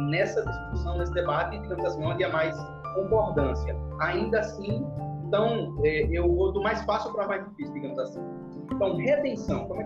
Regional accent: interior of Paraíba, Brazil; now in João Pessoa, Brazil; eu moro em João Pessoa, sou do interior, sou sertanejo, mas moro em João Pessoa, na capital da Paraíba.

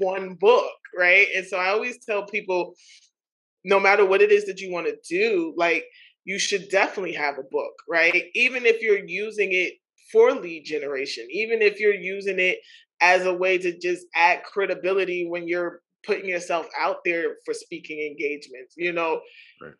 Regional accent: New York City, New York, United States; as a young girl growing up in Queens, New York

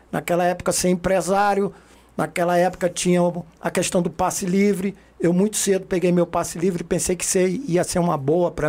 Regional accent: Rio de Janeiro, Brazil; also born or lived in Recife; eu sou pernambucano de origem, nasci em Recife em 1963, sou dos anos 60, é, tenho 59 anos. Mas assim que eu nasci, minha família se transferiu para o Rio de Janeiro e eu fui criado nos subúrbios do Rio de Janeiro, da Central do Brasil.

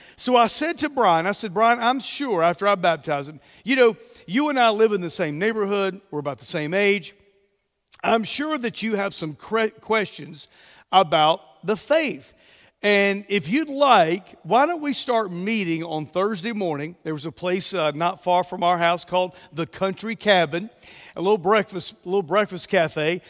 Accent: Mobile, Alabama, United States; moved away as an adult; also born or lived in Texas / Georgia / Jacksonville, Florida; We are originally from Mobile

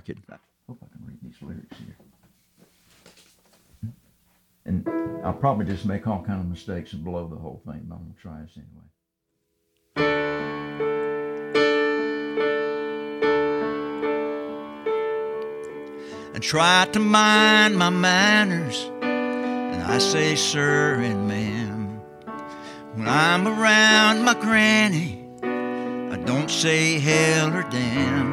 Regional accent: the South, United States; being a Southerner

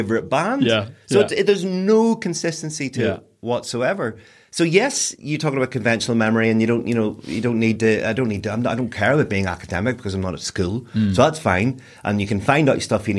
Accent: Newry, Northern Ireland, United Kingdom; also born or lived in Newcastle, Northern Ireland / Belfast; at the age of 10, I moved from Newry to Newcastle. So there's 10 years of my life I lived in Newry

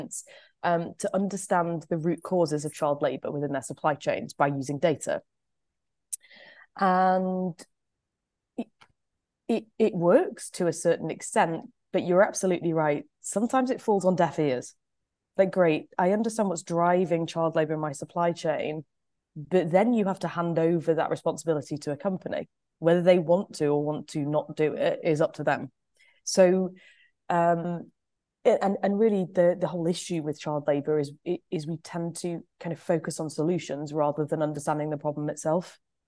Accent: Stockport, North West England, United Kingdom; I grew up above nurseries in Stockport outside of Manchester.

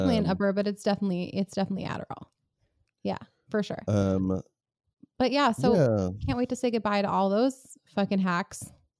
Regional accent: New York City, New York, United States; I grew up in New York City

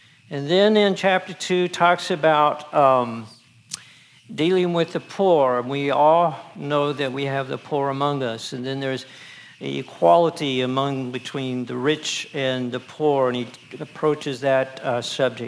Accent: the Northwest, Pacific Northwest, United States; I'm from the Northwest

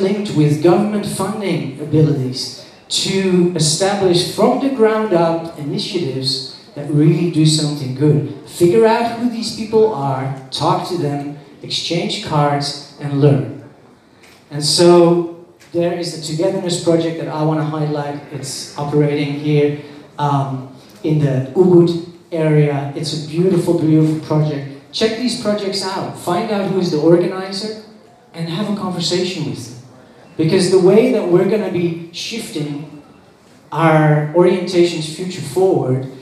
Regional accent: Netherlands; now in Bali, Indonesia; I was born in the Netherlands

